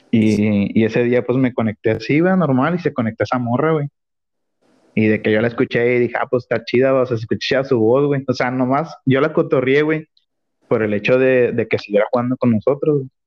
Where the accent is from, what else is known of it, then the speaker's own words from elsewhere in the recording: Nuevo León, Mexico; yo soy de Nuevo León